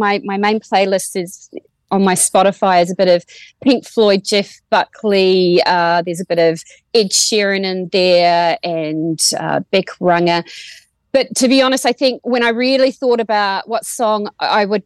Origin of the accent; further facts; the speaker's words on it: Waimate, Canterbury, New Zealand; moved away as an adult; also born or lived in Timaru, New Zealand; now in Australia; I'm from small town rural New Zealand and no one's ever heard of my town of 3,000 people of Waimate. So I say I'm from Timaru, which is where I went to school